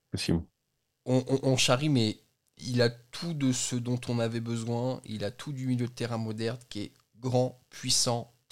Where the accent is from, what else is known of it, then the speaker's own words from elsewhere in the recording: Belgium; le bas blessé je suis belge, je défonce la langue Il française.